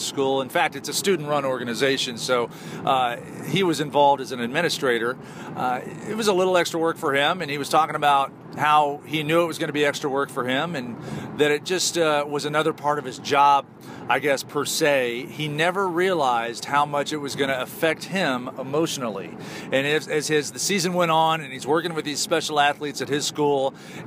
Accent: Big Ten country, Midwest, United States; I grew up in Big Ten country.

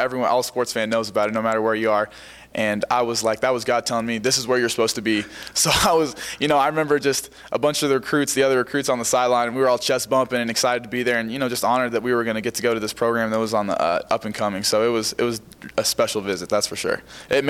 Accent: Friendswood, Texas, United States; Friendswood, Texas. It's down in the Houston area. It's a suburb like southeast between Houston and Galveston.

